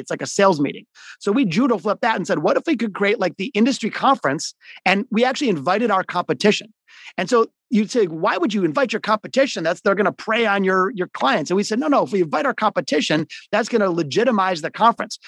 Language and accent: English; Detroit, Michigan, United States; also born or lived in Boston / Florida; I grew up, I'm a hardcore Detroiter. I'm in Detroit today. I was born in the city of Detroit, not the suburbs.